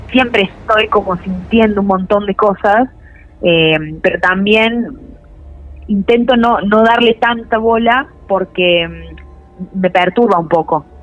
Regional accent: Córdoba, Argentina; Sí, soy cordobesa.

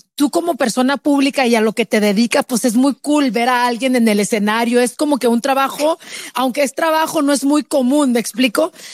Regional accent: Chihuahua, Mexico; moved away as an adult; now in United States; yo soy de Chihuahua, yo crecí, lo poquito que crecí, lo crecí allá

